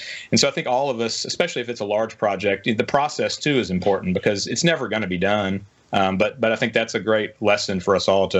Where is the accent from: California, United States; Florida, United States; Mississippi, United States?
Mississippi, United States; Oxford; also born or lived in Jackson, Mississippi; I grew up in Oxford as a child. child, a little bit in the Delta.